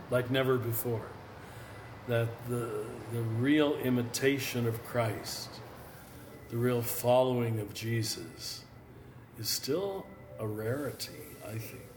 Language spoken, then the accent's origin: English; Kansas, United States; I was raised in Kansas Roman Catholic German farmer family.